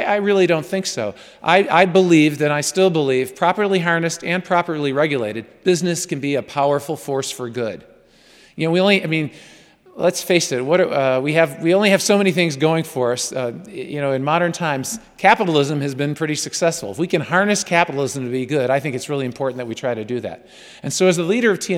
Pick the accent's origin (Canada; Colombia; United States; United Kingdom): United States; New York; I'm a New Yorker